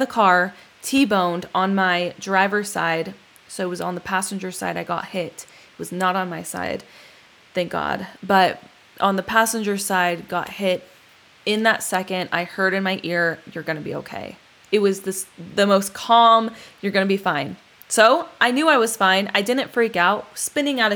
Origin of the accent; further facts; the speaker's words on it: Palmdale, California, United States; also born or lived in Huntington; my hometown, Palmdale